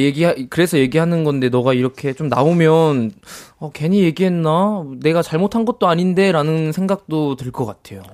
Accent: Daejeon, South Korea; moved away; 저는 추석에 이제 대전 고향에 내려갔다 왔는데

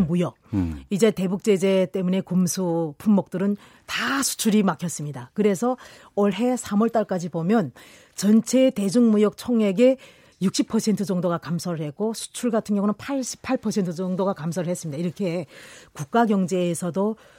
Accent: Kilju, North Hamgyong, North Korea; moved away as an adult; now in South Korea; 저는 고향은 이번에 핵실험장 폐쇄한 쪽. 예, 한경북도 길주입니다

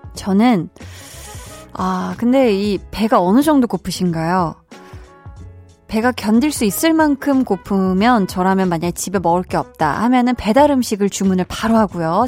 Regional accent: Seoul, South Korea; 저는 태어나서 한 동네에서 계속 중학교 2학년 때까지 살았거든요. 근데 이제 그곳이 이제 뭐 가끔 이 볼륨에서도 얘기를 했지만 그린벨트 지역이어가지고 서울에 굉장히 그 외곽 진짜 서울의 끄트머리 쪽이었어요.

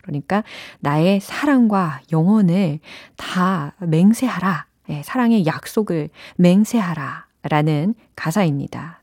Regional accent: Seoul, South Korea; 저는 서울이라니까요

